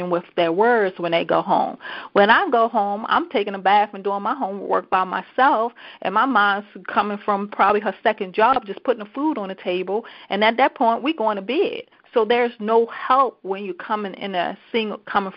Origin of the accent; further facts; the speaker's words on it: Baltimore, Maryland, United States; also born or lived in Columbia, Maryland; So I moved from Baltimore City. So I grew up in Baltimore City.